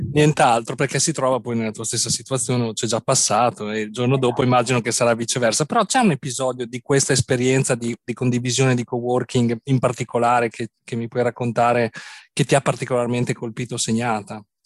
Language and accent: Italian; Bologna, Emilia-Romagna, Italy; Bologna è la mia città natale